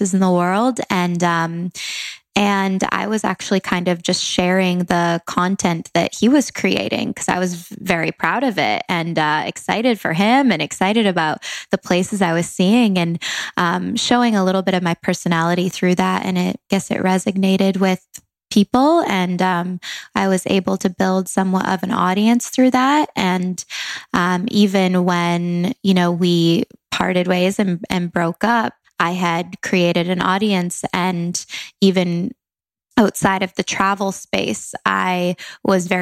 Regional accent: Langley, British Columbia, Canada; moved away as an adult; now in Los Angeles, United States; I'm from Langley, Canada, a small town, but moved to LA 3.5 years ago now.

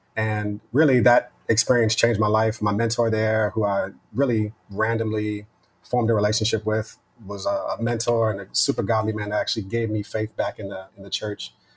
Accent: Westchester, New York, United States; also born or lived in Yonkers / New Rochelle; I grew up in Westchester, right outside of the city in New York.

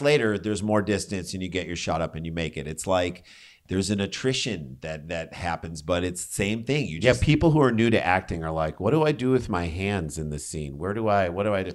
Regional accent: St. Louis, Missouri, United States; moved away; we came from St. Louis

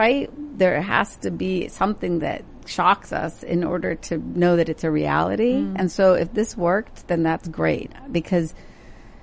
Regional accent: West Virginia, United States; also born or lived in India; growing up in West Virginia

